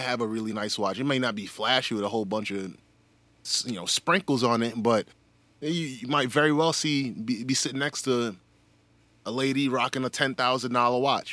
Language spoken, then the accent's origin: English; New York City, New York, United States; I'm from New York City